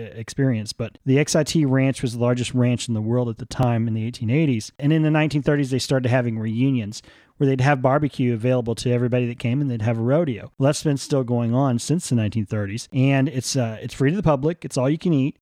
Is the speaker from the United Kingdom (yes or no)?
no; College Station, Texas, United States; I grew up near College Station